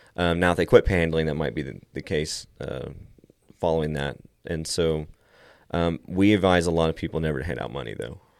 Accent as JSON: {"language": "English", "town": "Meadow", "region": "Texas", "country": "United States", "tie": "born or raised there", "also_born_or_lived": "Lubbock, Texas", "said": "I grew up around here for the most part my entire life."}